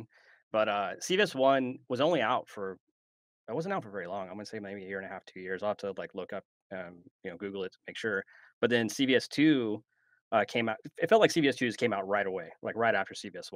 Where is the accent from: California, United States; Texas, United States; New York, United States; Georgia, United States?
California, United States; Apple Valley; now in Arizona, United States; I grew up in Apple Valley